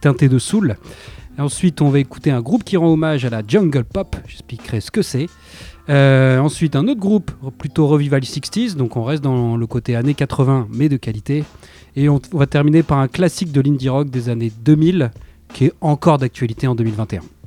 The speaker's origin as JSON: {"language": "French", "area": "Somme", "region": "Hauts-de-France", "country": "France", "moved": "yes", "lives_now": "Lille, France", "said": "on vient de la Somme, même si on est expatrié à Lille"}